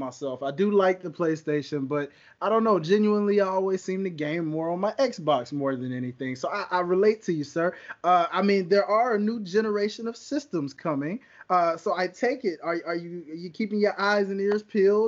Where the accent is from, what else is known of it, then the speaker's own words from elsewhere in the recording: Tennessee, United States; I'm from Tennessee, so I'm a Tennessee Titan fan at heart.